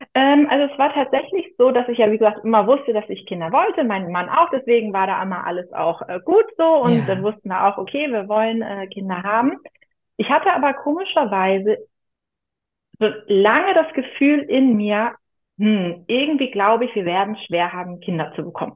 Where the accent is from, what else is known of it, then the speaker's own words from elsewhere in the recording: near Büsum, Schleswig-Holstein, Germany; Ich komme aus Schleswig-Holstein in der Nähe von Büsum, direkt am Meer